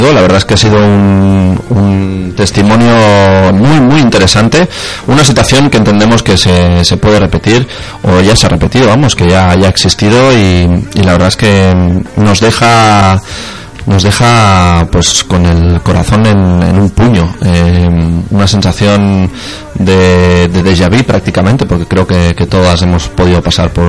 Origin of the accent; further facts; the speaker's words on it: Leganés, Community of Madrid, Spain; desde Madrid a, a San Sebastián, mm, porque bueno, de mi pueblo de donde era yo de Leganés.